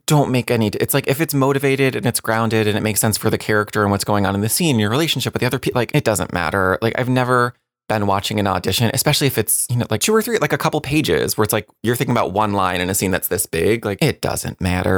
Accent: New Jersey, United States; I grew up in New Jersey.

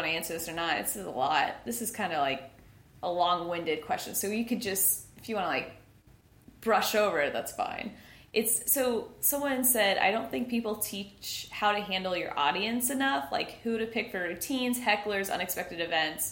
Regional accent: Jacksonville, Florida, United States; also born or lived in Orlando; I am now back in Jacksonville, which is my hometown

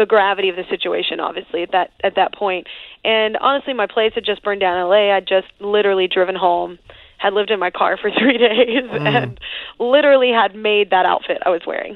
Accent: Texas, United States; I'm Texan. I grew up, like, in it, you know, like, and especially Texas country

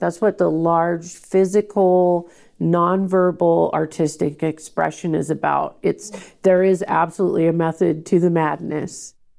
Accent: Portland, Oregon, United States; I was born and raised in Portland

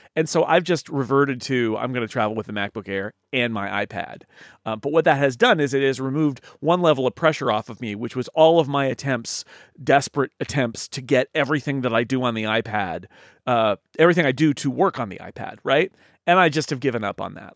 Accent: United States; I'm an American

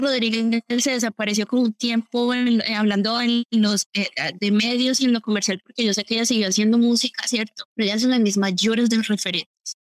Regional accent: Colombia; Yo crecí obviamente escuchando reggaetón, yo soy colombiana

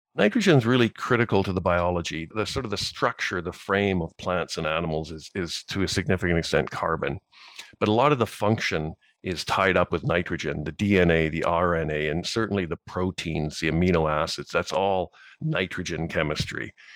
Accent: Saskatchewan, Canada; I grew up farming here in Saskatchewan

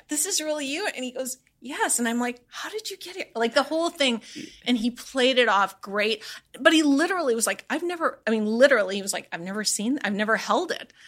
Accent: Midwest, United States; living and growing up in the Midwest

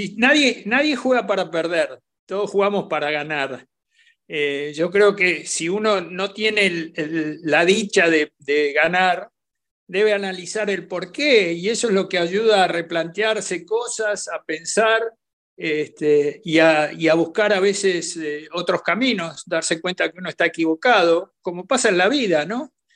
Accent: Buenos Aires, Argentina; como buen argentino soy muy futbolero

